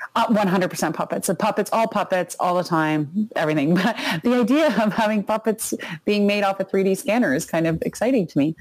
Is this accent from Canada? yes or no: yes; Canada; we're Canadian